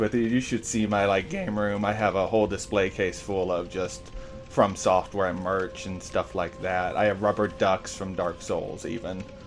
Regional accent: Ohio, United States; I'm in the U.S. I'm from Ohio.

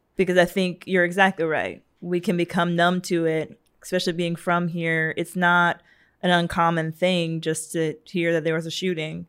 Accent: Savannah, Georgia, United States; I'm from Savannah

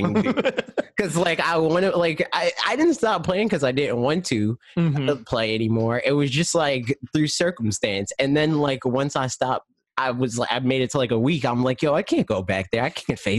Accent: United States; I'm American

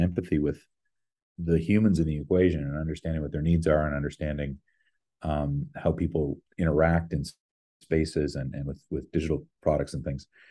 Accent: Ottawa, Ontario, Canada; moved away as an adult; also born or lived in Vancouver; now in New York, United States; I'm from Ottawa originally.

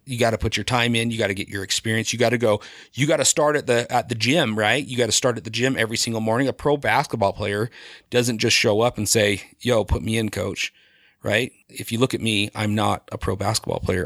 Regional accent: Sandy, Utah, United States; also born or lived in Colorado; I grew up in Sandy, right below Altuve Hospital

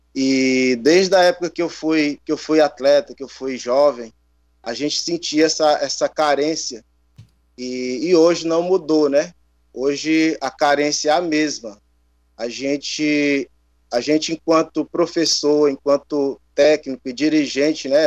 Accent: Teresina, Piauí, Brazil; eu cresci aqui no Disseu, né? É, fiz parte de projeto social e a gente sabe que os bairros, a periferia de Teresina

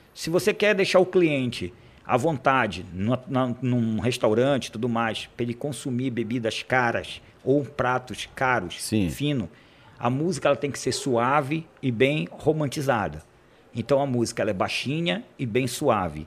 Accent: Cametá, Pará, Brazil; moved away; Nasci em Cametá, uhum. né, do qual tenho muito orgulho de falar que eu sou cametaense

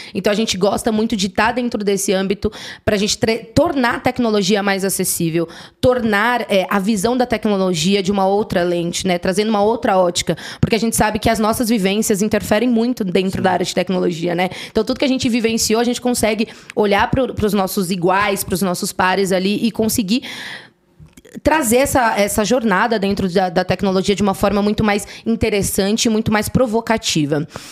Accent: São Paulo, Brazil; sou da Zona Norte de São Paulo, ali quem conhece manda aqui Vila Aurora

